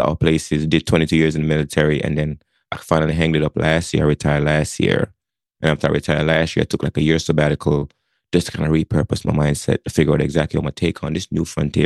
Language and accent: English; Jamaica; moved away as an adult; now in Connecticut, United States; My story started back in Jamaica. I grew up in Jamaica, moved from Jamaica to the United States. 18 years old, I show up on the shores of Connecticut